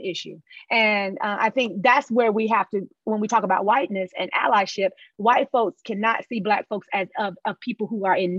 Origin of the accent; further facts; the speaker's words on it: Charlotte, North Carolina, United States; accent: African-American dialect; I'm from Exit 4, Nation's Fort Row, and Charlotte, North Carolina. And this is how we talk